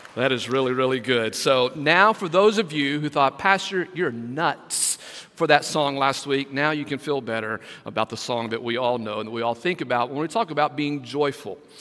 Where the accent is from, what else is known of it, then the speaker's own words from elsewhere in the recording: West Texas, United States; now in Brunswick, United States; growing up in West Texas